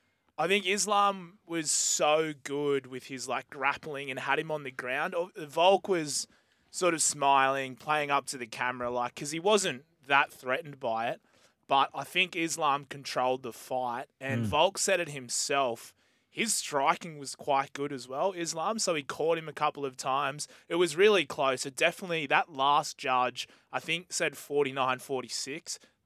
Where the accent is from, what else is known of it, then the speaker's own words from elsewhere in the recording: Australia; we're Australian